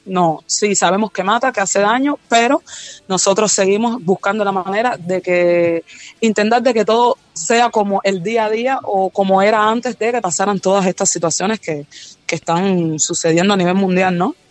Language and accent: Spanish; Cuba; aquí en Cuba